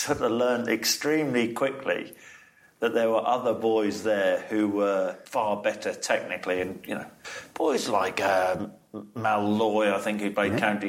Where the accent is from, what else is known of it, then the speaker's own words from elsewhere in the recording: Norwich, East of England, United Kingdom; also born or lived in Nottingham; I wasn't born in Norwich. I was born in Nottingham, but always brought up in Norwich, a little village just outside.